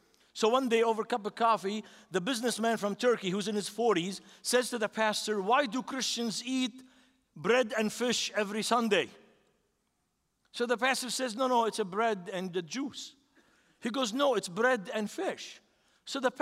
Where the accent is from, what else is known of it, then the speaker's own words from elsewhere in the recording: Beirut, Beirut Governorate, Lebanon; now in United States; This is my city. I grew up in that city, 3 blocks from the seashore.